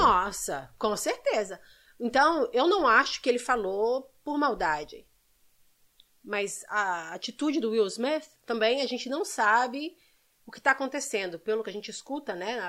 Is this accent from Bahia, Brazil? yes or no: no; Belo Horizonte, Minas Gerais, Brazil; also born or lived in São Sebastião, São Paulo; now in United States; Eu nasci na, em São Sebastião, ali perto da Ilha Bela. E meu pai mineiro foi para São Paulo trabalhar, conheceu minha mãe, voltou para Minas e eu fui criada em Belo Horizonte